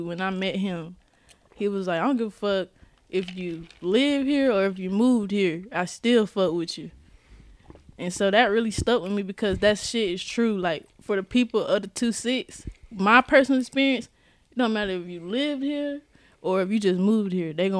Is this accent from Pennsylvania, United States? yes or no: no; Goldsboro, North Carolina, United States; also born or lived in Fayetteville, North Carolina; I was born in South Carolina, but we moved here to North Carolina when I turned 8. And so we've been here ever since